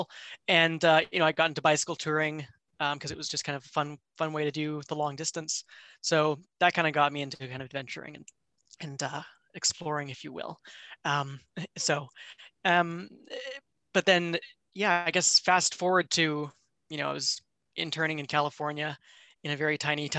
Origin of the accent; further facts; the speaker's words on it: Vancouver, British Columbia, Canada; I grew up in Vancouver, Canada